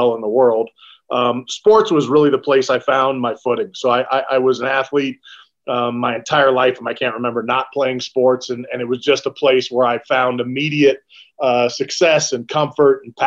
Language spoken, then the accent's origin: English; Bay Area, California, United States; I grew up in the Bay Area, California